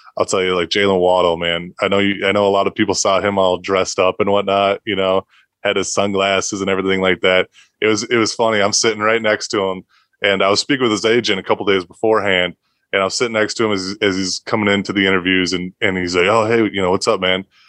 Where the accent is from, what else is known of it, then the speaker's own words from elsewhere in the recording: Minnesota, United States; I'm from Minnesota.